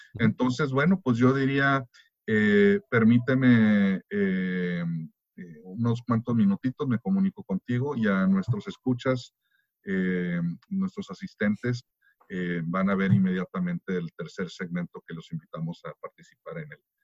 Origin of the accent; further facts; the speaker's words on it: Germany; como buen alemán